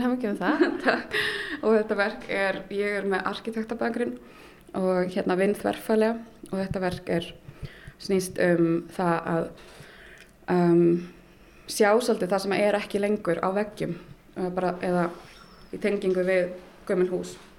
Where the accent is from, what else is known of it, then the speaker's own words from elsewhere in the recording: Berlin, Germany; moved away; ég ólst upp í Berlín